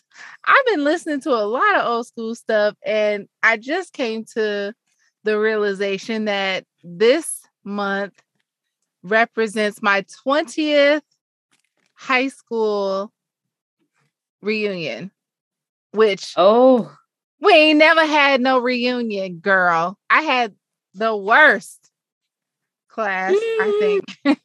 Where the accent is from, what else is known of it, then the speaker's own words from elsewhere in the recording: Arkansas, United States; I mean, I'm from Arkansas. There's a few people who are still there that they linked up and went to dinner